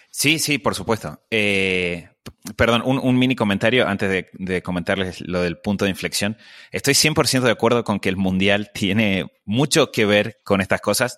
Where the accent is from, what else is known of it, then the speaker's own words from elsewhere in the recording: Argentina; Yo eh, crecí eh, en Argentina